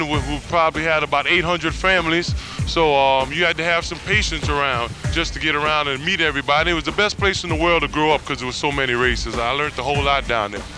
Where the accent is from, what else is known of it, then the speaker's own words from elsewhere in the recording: New York City, New York, United States; I grew up on the Lower East Side of Manhattan